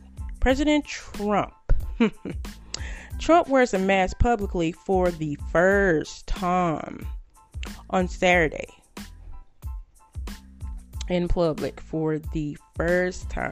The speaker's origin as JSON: {"language": "English", "town": "Greenville", "region": "Texas", "country": "United States", "tie": "born or raised there", "moved": "yes", "said": "I'm from Greenville, Texas, as most of you good people know. And I reached out to a few people from my hometown"}